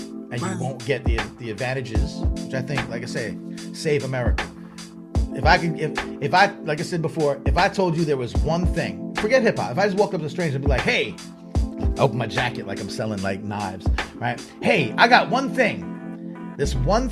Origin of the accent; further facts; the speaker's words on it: Long Island, New York, United States; So I grew up on Long Island, right outside of New York City